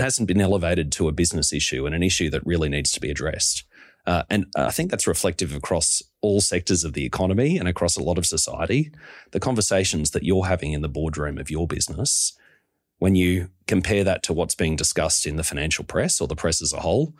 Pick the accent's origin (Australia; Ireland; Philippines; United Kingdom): Australia; Monto, Queensland; now in Sydney, Australia; I've lived in Sydney more than half my life now, but still very much a Queenslander.